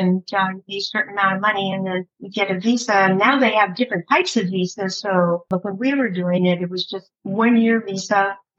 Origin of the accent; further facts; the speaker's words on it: Palm Springs, California, United States; now in Saint-Remy-de-Provence, France; In Palm Springs, California, that's where I went to high school.